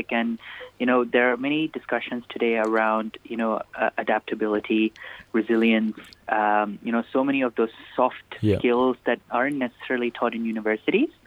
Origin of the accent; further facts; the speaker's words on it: Nigeria; There was quite a significant Indian community. Um, and um, I went to an Indian school.